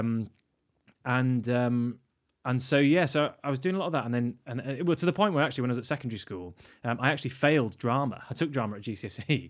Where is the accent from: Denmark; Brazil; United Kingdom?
United Kingdom; York, Yorkshire and the Humber; I grew up in York